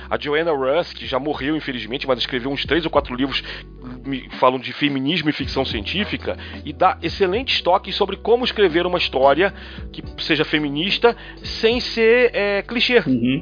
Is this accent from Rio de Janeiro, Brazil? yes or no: yes; Rio de Janeiro, Brazil; now in São Paulo, Brazil; Sou carioca, mas moro em São Paulo.